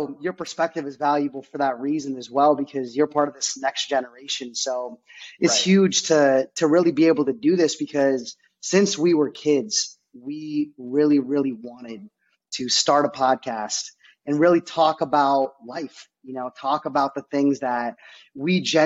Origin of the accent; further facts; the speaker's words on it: Dublin, Ohio, United States; also born or lived in India / Philadelphia; We knew we were lucky when we grew up in Dublin, Ohio.